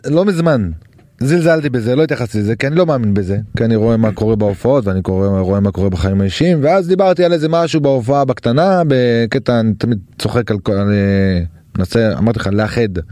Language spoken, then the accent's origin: Hebrew; Safed, Northern District, Israel; אני מזרחי מצפת